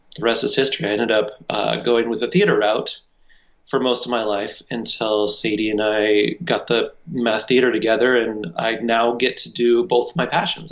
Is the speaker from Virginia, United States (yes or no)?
no; Cheyenne, Wyoming, United States; I would just been acting in community theater all of my life in Cheyenne, Wyoming